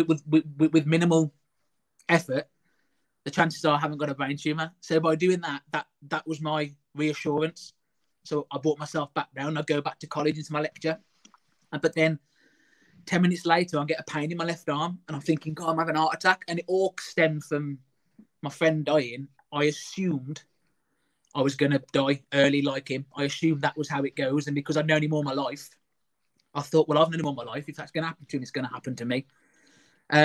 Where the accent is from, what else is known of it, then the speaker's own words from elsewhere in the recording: Quarry Bank, West Midlands, United Kingdom; also born or lived in Oxford; I'm from Quarry Bank